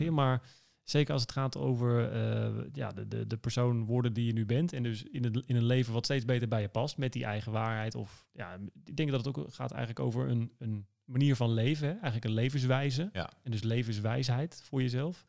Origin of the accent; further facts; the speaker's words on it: Enschede, Overijssel, Netherlands; accent: eastern; moved away; geboren in het oosten, in Twente, in Enschede. In de oosten, dat, eh, dat, hoor je misschien af en toe nog een beetje